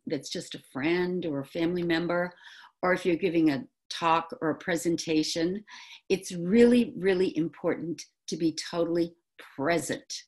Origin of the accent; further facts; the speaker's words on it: New England, United States; accent: New England; also born or lived in Manhattan; I've gone back to my New England accent